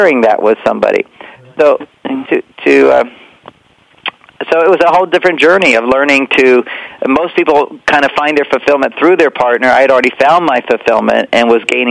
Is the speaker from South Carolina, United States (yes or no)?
no; Houston, Texas, United States; we were, you know, straight Christian family as well and growing up in Texas